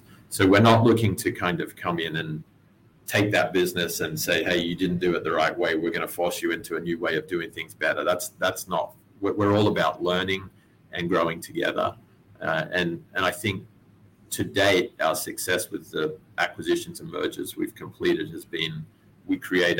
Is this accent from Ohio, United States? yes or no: no; Texas, United States; Very deep roots. Yeah, I'm actually Texan. So you're not going to get a Texan girl to Australia for very long.